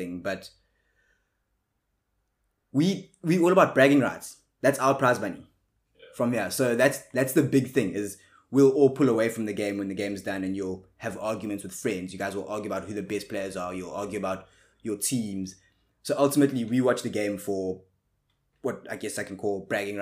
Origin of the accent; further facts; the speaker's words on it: South Africa; like most South Africans are